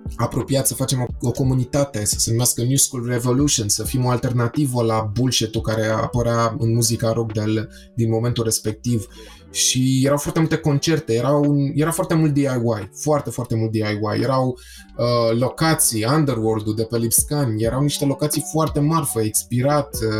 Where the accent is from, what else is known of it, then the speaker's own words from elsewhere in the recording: Romania; faptul că sunt român.